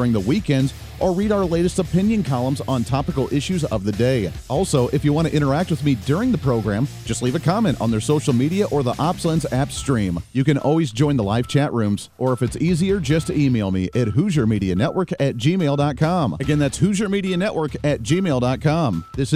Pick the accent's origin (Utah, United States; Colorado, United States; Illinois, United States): Colorado, United States; I grew up in Colorado